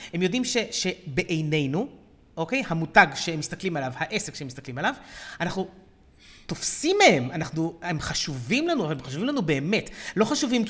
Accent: Israel; לנו כישראלים

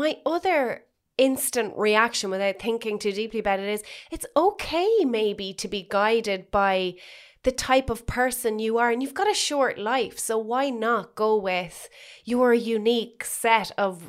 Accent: Ireland; being Irish

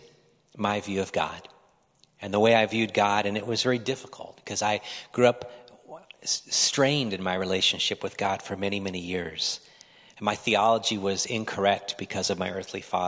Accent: Midwest, United States; now in Oregon, United States; I was from the Midwest in my early days

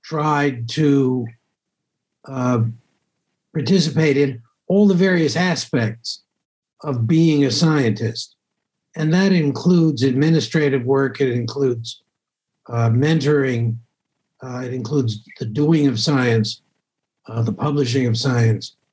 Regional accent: Great Neck, New York, United States; a suburb of New York City uh, on Long Island, Great Neck, Long Island. Mm-hmm. Um, and I went to public school there uh, through high school

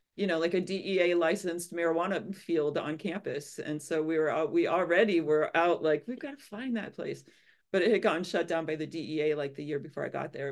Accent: Illinois, United States; I grew up in Illinois and I always wanted to go to University of Illinois, so that's what I did.

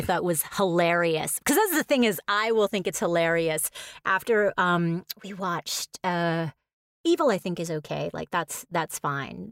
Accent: New York, United States; since I'm from New York

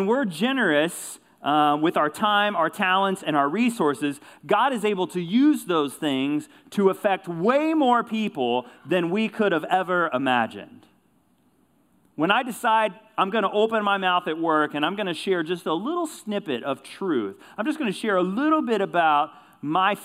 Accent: Kentucky, United States; I grew up in Kentucky, rural community, life centered around high school basketball.

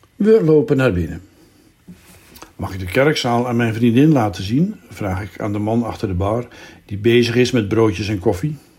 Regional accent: Zaandam, North Holland, Netherlands; moved away; in Zandam de buurt waar ik ben opgegroeid

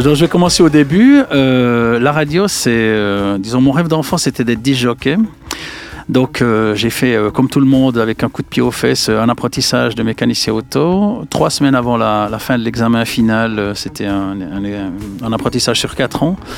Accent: Jura, Switzerland; je viens du Jura

